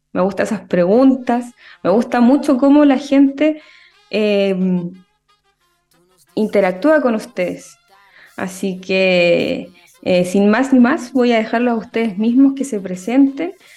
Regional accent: Concepción, Biobío, Chile; yo soy de Concepción

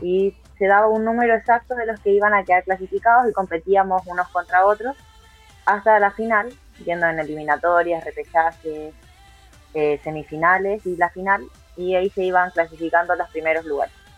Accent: Concepción, Biobío, Chile; yo soy de Concepción

